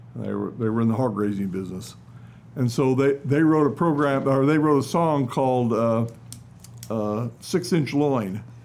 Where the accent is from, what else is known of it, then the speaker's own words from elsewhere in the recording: Carlinville, Illinois, United States; also born or lived in Alton, Illinois / Springfield, Illinois; I was born in Alton, Illinois, about ah. 30 miles, 35 miles south of Carlinville